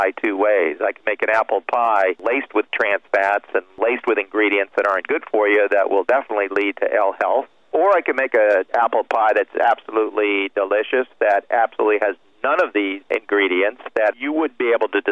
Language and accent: English; Miami, Florida, United States; I'm from Miami